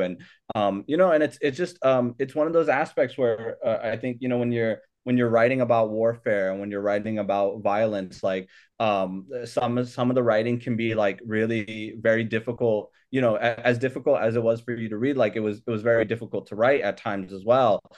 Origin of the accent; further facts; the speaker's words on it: Hayward, California, United States; also born or lived in Sacramento, California / Logar, Afghanistan; I came here when I was a year and a half. Um, so, uh, so, so I grew up here in, in, uh, in, in the Bay Area, um, uh, at Hayward, California, and then also Sacramento, California